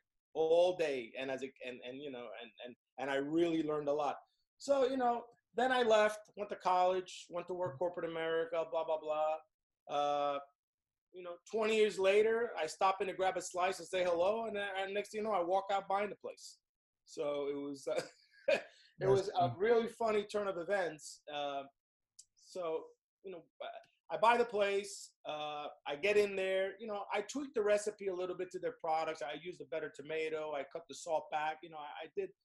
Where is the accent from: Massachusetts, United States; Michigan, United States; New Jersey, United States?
New Jersey, United States; Hudson County; as a kid growing up in Hudson County, New Jersey, near Hoboken